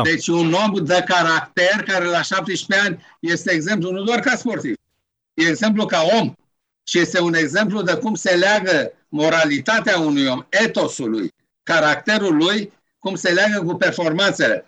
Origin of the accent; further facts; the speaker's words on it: Romania; also born or lived in Alexandria; spun din România.